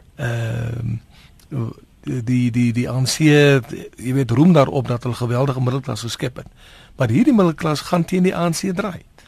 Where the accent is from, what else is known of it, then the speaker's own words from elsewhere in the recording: South Africa; as Suid-Afrikaners